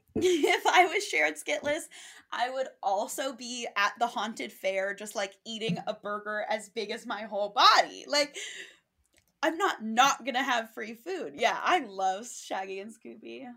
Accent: Five College area, Massachusetts, United States; growing up in the Five College area

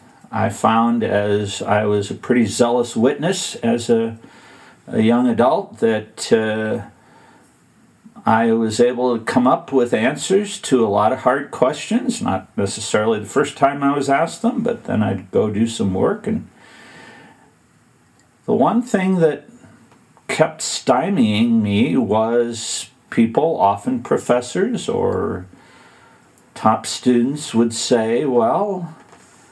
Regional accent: Western Illinois, United States; grew up in Western Illinois

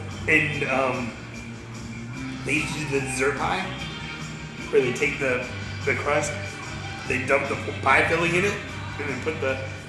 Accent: Florida, United States; moved away; I grew up in Florida

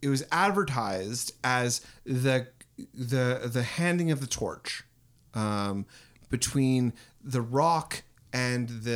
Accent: Canada; we're Canadian

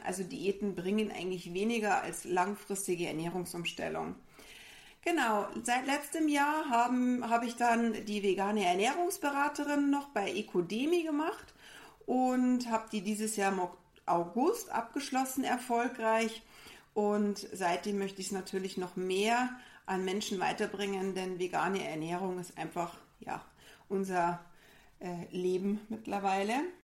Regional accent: Bavaria, Germany; wir sind auch aus Bayern. Man muss auch sagen, bei uns kommt vielleicht auch der ein oder andere Dialekt dann mal durch

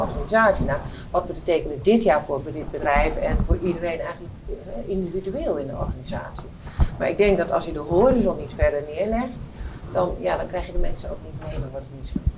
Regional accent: Netherlands; als Nederlander

